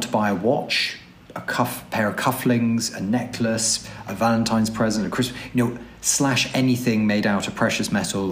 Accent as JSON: {"language": "English", "region": "London", "country": "United Kingdom", "tie": "born or raised there", "moved": "yes", "said": "I'm a Londoner born and bred. I don't live in London now, but I grew up in London"}